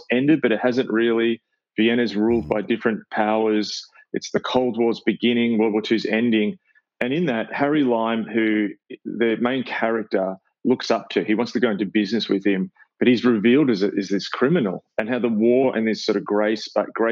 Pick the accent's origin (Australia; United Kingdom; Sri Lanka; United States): Australia; growing up in Australia